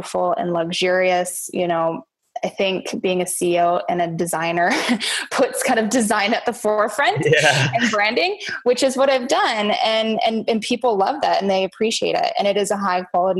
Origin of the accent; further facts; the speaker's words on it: Kamloops, British Columbia, Canada; my hometown in Kamloops, British Columbia, Canada